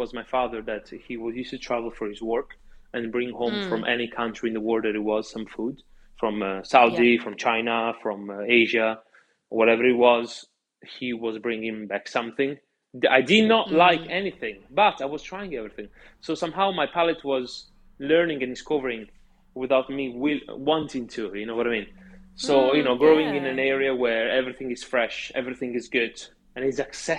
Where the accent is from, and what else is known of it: Italy; now in London, United Kingdom